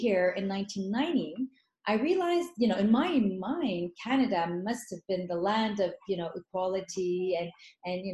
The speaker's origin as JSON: {"language": "English", "country": "Lebanon", "tie": "born or raised there", "moved": "yes", "said": "born in Lebanon. I grew up through the war"}